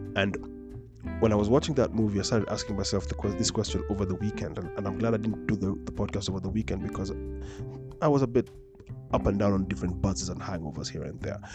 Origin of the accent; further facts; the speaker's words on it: Nairobi, Kenya; I grew up in Dagoretti